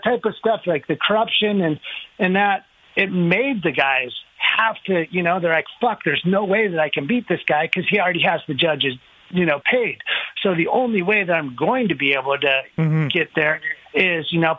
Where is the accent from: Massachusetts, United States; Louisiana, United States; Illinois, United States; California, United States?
California, United States; Temecula; I came from Temecula when it was, like, really small